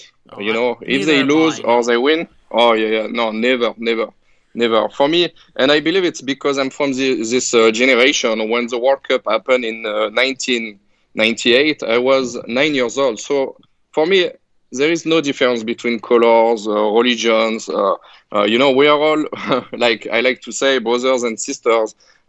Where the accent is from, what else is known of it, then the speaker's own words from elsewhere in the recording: France; now in United States; I'm from France, but I'm actually trying to be a good American citizen.